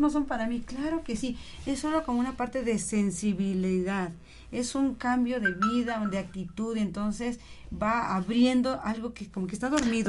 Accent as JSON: {"language": "Spanish", "region": "Oaxaca", "country": "Mexico", "tie": "born or raised there", "moved": "yes", "lives_now": "Tlaxcalancingo, Mexico"}